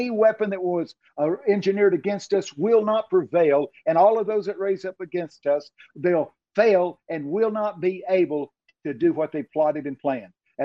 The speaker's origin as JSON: {"language": "English", "region": "Texas", "country": "United States", "accent": "Texican", "said": "I'm from Texas"}